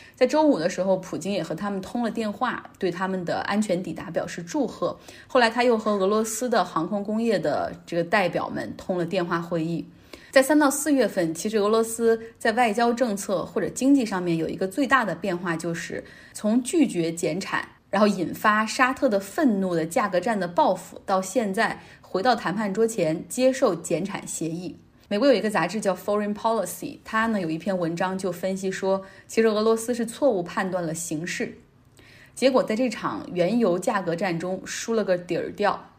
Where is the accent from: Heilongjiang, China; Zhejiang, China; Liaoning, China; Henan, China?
Heilongjiang, China; 我老家黑龙江